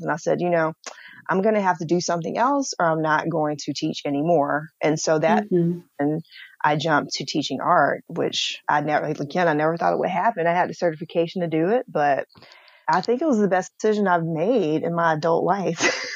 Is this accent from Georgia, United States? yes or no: yes; Atlanta, Georgia, United States; I'm from Atlanta